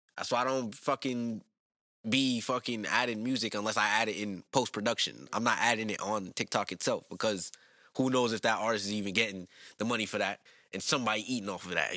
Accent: New York, United States; growing up in New York, public school system

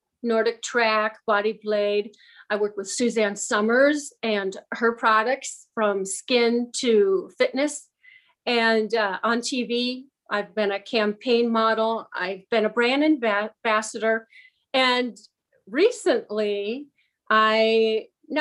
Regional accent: Michigan, United States; I was born in Michigan

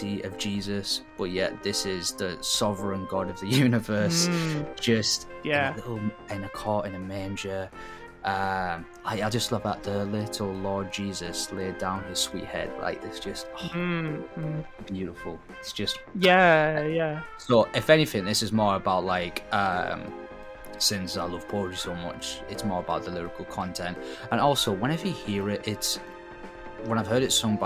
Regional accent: England, United Kingdom; moved away; we've sang it a bunch of times in primary school, as all people did our age, growing up in England

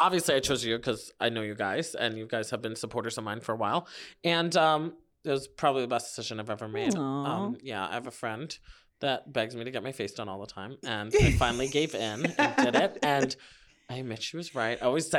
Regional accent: New York, United States; accent: New York; Trained myself being in entertainment to like let go of my New York accent.

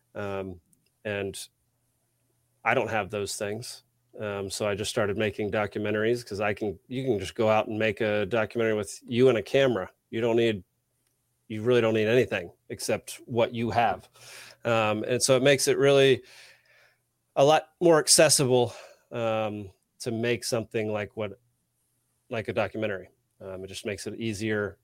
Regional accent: Texas, United States; also born or lived in Savannah, Georgia; now in Atlanta, United States; I grew up in Texas, super Republican

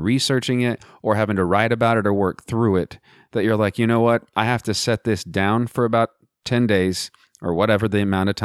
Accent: West Texas, United States; now in Blue Ridge Mountains, United States; I'm from Western Texas. And so I too was raised in a culture of, you know, there's just guns

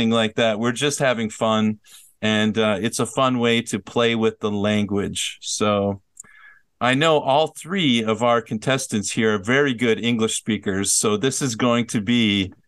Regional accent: Minnesota, United States; My hometown is Minnesota.

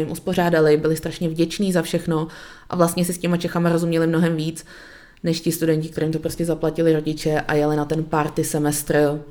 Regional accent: Czechia; celý oddělení je vlastně složený z Čechů, protože jsme experti

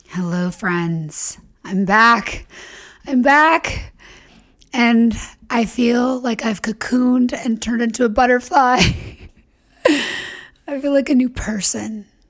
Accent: the South, United States; I was raised in the South and in religion

